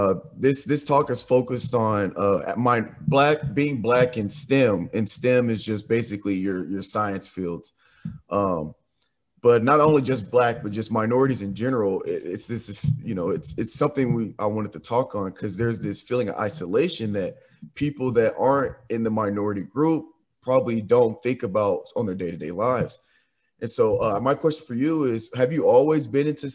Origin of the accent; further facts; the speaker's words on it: Nashville, Tennessee, United States; also born or lived in Jackson, Tennessee; I'm from Nashville and I'm from Williamson County